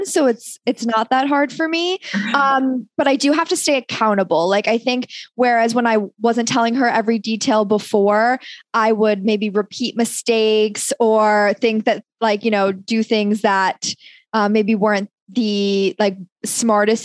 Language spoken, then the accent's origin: English; New York City, New York, United States; moved away as an adult; now in Florida, United States; I'm from New York City